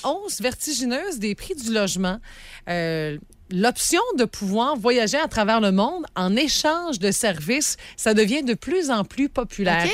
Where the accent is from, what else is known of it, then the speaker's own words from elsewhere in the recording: Sainte-Félicité, Quebec, Canada; je suis originaire de Sainte-Félicité